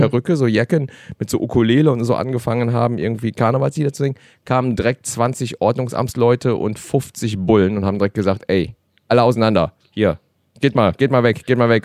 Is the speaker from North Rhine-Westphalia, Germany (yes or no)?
yes; Cologne, North Rhine-Westphalia, Germany; Meine Kultur ist natürlich auch die Kölsche